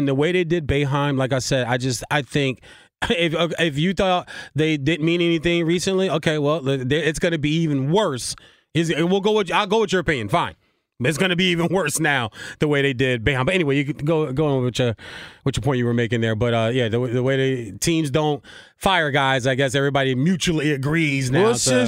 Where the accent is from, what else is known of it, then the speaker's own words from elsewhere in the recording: East Coast, United States; But I grew up in that area in the East Coast. I grew up on Georgetown and Syracuse and Georgetown and Providence.